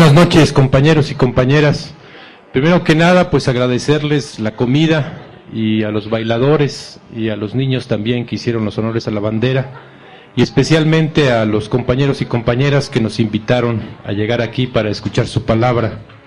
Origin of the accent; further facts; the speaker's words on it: Chiapas, Mexico; Nosotros somos indígenas de Chiapas, somos de varios pueblos de raíz maya y vivimos en las montañas del sureste mexicano